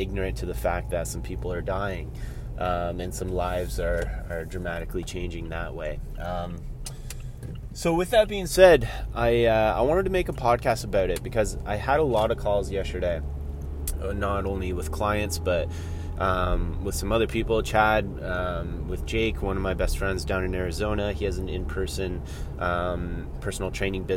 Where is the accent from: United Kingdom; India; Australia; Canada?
Canada; Collingwood, Ontario; I'm driving to my dad's house in my hometown here of Collingwood, Ontario